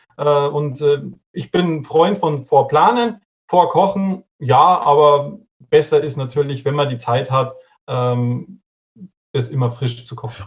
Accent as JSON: {"language": "German", "town": "Regensburg", "region": "Bavaria", "country": "Germany", "said": "Ich komme aus Regensburg"}